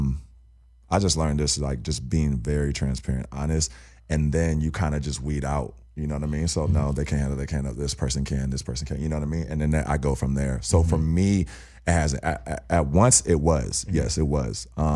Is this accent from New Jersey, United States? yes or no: no; Inland Empire, California, United States; I was raised in the IE in the Inland Empire